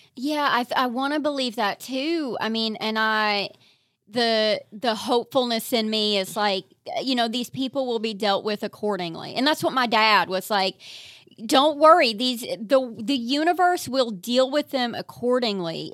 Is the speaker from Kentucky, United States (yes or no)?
yes; eastern Kentucky, United States; moved away; I'm from eastern Kentucky.